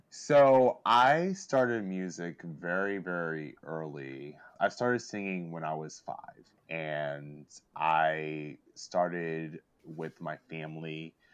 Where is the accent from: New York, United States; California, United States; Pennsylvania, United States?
Pennsylvania, United States; Lancaster; my hometown of Lancaster